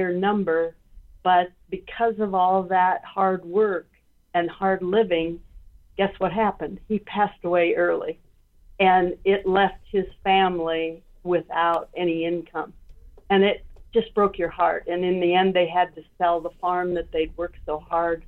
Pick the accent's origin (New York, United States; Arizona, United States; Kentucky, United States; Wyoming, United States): Wyoming, United States; I grew up in Wyoming, and I spent a lot of summers in Minnesota